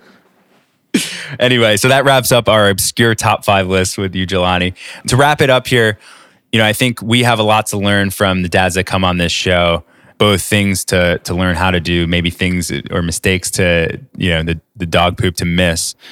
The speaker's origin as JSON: {"language": "English", "region": "New York", "country": "United States", "said": "being a New Yorker"}